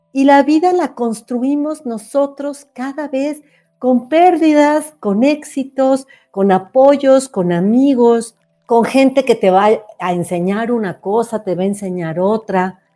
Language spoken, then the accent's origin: Spanish; Mexico; yo soy mexicana